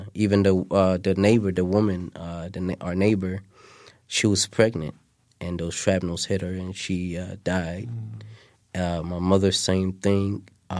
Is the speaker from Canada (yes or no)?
no; Mogadishu, Banaadir, Somalia; moved away; I was born in Mogadishu.